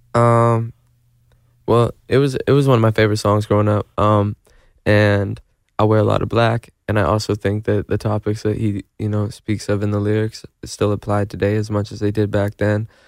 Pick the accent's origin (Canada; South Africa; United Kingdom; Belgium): Canada; Manitoba; now in Los Angeles, United States; I'm from Manitoba in Canada